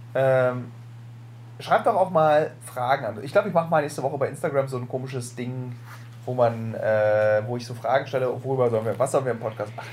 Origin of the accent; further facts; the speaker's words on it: Berlin, Germany; dass wir beide echte Berliner sind